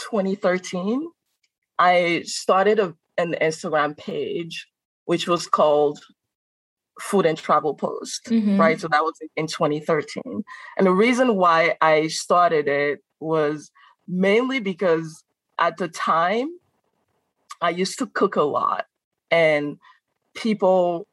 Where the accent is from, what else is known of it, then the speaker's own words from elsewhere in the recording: Benin; English is a second language; moved away as an adult; also born or lived in Carbondale, Illinois; now in Chicago, United States; I am from Benin.